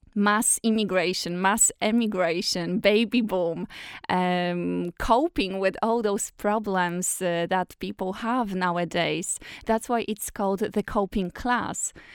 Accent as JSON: {"language": "English", "country": "Poland", "moved": "yes", "lives_now": "Ireland", "said": "originally I'm from Poland, but now I live in Ireland and I have an Irish citizenship"}